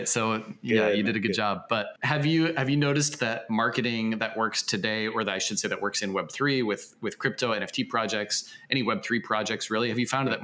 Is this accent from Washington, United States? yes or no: yes; Seattle, Washington, United States; Seattle, in my hometown.